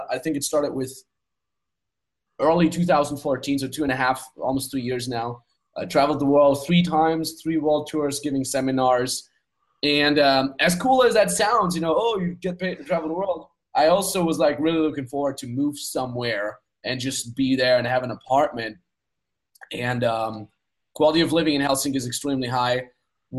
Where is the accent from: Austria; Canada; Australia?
Austria; I grew up in Austria on the Austrian countryside in a 5,000 people cow town.